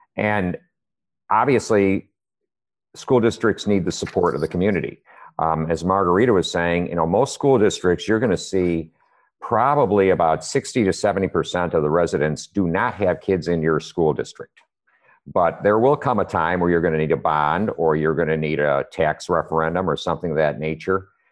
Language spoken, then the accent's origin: English; Chicago, Illinois, United States; moved away as an adult; also born or lived in Hawaii; now in Austin, United States; originally I'm from Chicago